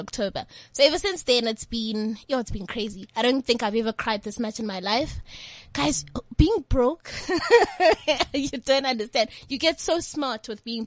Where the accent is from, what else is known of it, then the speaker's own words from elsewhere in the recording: East London, Eastern Cape, South Africa; moved away as an adult; now in Johannesburg, South Africa; Born and raised in East London. Came up this side in Joburg in 2011